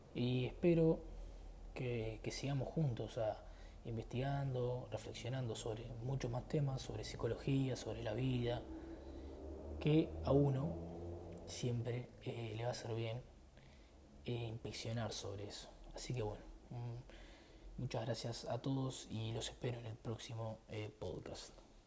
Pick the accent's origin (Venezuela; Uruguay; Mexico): Uruguay; soy de Uruguay